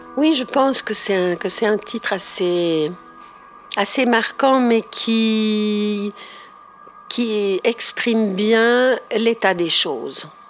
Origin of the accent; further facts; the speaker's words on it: Ticino, Switzerland; je suis née au Tessin.